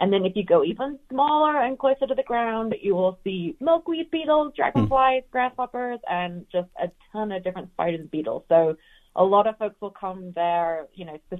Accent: England, United Kingdom; also born or lived in Georgia, United States / Macon, Georgia; now in Denver, United States; I'm from England originally. I was born there, and we moved actually to Georgia in the United States in 1996. And I lived most of my American life in Georgia

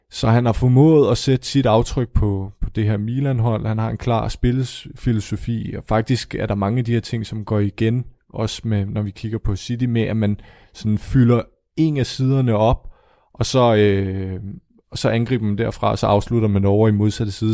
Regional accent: Denmark

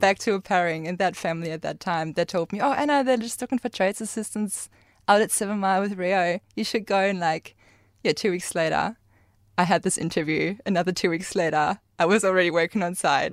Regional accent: Germany; English is a second language; moved away as an adult; now in Karratha, Australia

